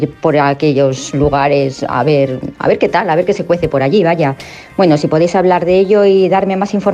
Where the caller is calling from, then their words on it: Madrid, Community of Madrid, Spain; de Madrid